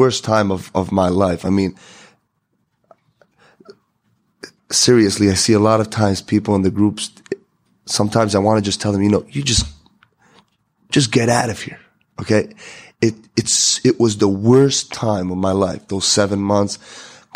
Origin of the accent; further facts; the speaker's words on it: Israel; I came from Israel